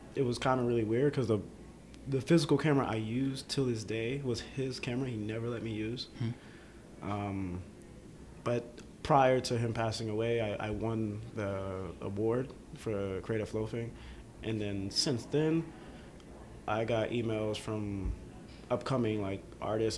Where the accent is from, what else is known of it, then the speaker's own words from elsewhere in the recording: Atlanta, Georgia, United States; also born or lived in Boston, Massachusetts; I can say I did, yeah, grow up in the downtown area right. of Atlanta